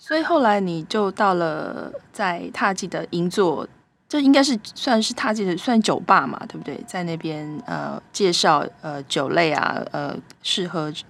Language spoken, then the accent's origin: Chinese; Taiwan; 用我们台湾人的讲法，就是日本之光啦，对不对？